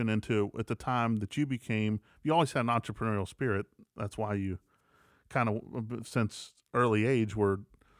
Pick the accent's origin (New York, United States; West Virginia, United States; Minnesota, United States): West Virginia, United States; moved away; also born or lived in Atlanta; Growing up in West Virginia